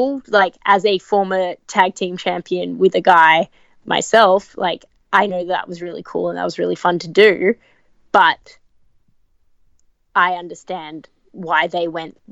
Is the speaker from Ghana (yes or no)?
no; Australia; moved away as an adult; also born or lived in England; we're the three girls from Australia that have trained at the Wrestle Factory